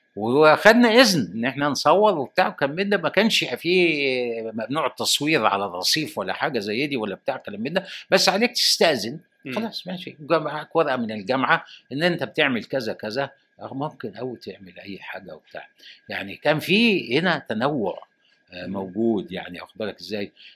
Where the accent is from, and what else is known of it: Egypt